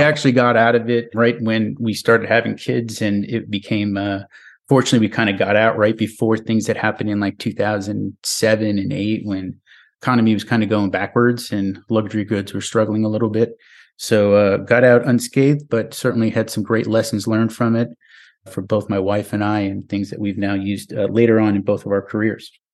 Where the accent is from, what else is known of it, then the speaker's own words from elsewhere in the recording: New York, United States; moved away as an adult; now in Nashville, United States; my home state of New York